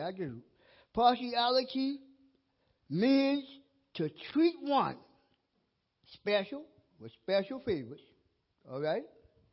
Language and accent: English; Mount Pleasant, United States; also born or lived in Wiesbaden, Germany / Texas / Louisiana / Hawaii; I'm from the Mount Pleasant area